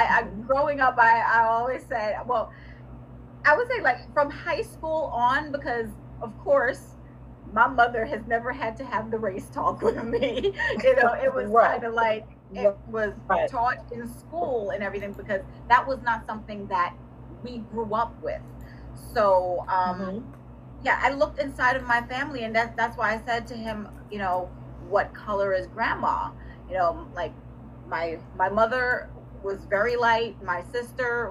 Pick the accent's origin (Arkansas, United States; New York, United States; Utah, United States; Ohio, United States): New York, United States; born or raised there; also born or lived in Jamaica; now in Virginia, United States